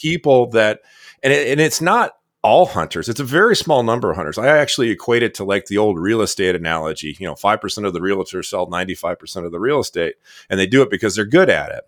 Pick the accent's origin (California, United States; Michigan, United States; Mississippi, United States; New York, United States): Michigan, United States; where I grew up in Michigan